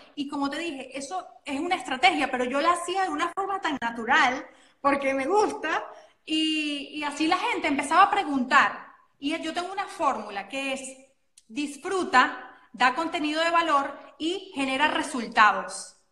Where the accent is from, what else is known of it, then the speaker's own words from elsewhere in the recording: Venezuela; soy venezolana, que tengo acento